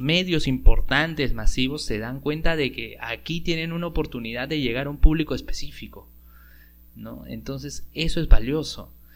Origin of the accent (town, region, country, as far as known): Peru